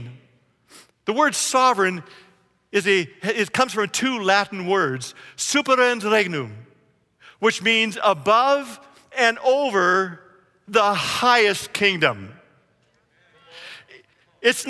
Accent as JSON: {"language": "English", "country": "Canada", "moved": "yes", "lives_now": "United States", "said": "I was a Canadian and now I am an American."}